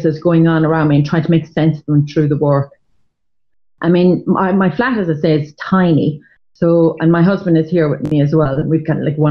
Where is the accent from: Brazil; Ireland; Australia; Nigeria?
Ireland; moved away as an adult; now in London, United Kingdom; being Irish in the 80s